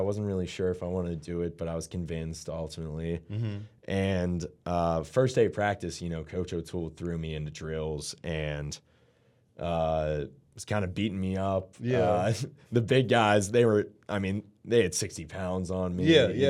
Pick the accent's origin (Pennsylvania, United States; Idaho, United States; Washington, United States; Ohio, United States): Pennsylvania, United States; Pittsburgh; So, you know, a lot of people know I'm from Pittsburgh.